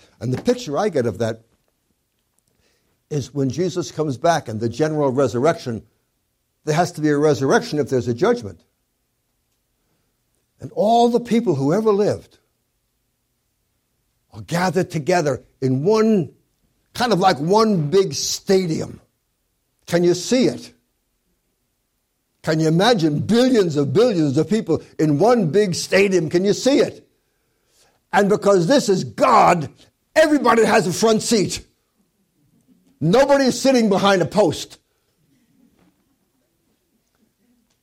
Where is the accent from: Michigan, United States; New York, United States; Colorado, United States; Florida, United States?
New York, United States; New York City; I grew up in Brooklyn, in New York, in the 40s